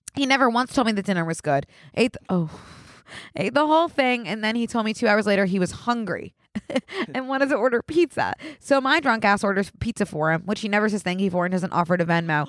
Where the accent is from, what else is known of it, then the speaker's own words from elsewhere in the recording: Philadelphia, Pennsylvania, United States; I'm also from Philly